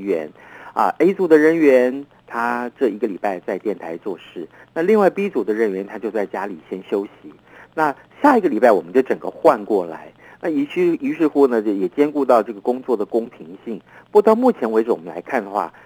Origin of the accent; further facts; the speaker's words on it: Taiwan; 我们台湾话